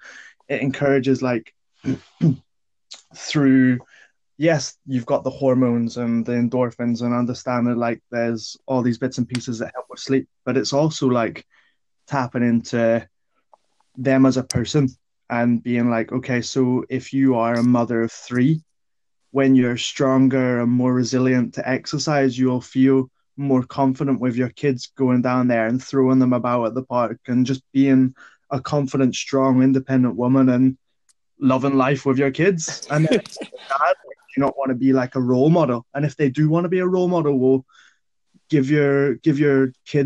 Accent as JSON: {"language": "English", "town": "Ballymena", "region": "Northern Ireland", "country": "United Kingdom", "said": "I'm from Northern Ireland, Ballymena."}